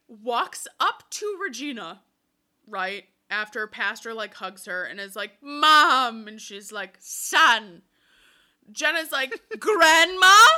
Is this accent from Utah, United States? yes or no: no; Wisconsin, United States; we're from Wisconsin